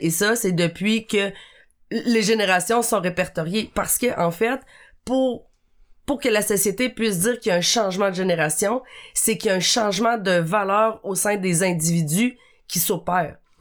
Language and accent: French; Abitibi, Quebec, Canada; je viens euh, de l'Abitibi, qui est quand même une région... Euh un peu éloigné euh, des grands centres